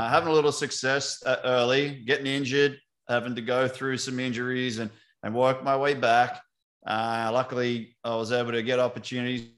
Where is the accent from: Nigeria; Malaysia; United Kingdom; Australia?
Australia; now in United States; as an Aussie over in America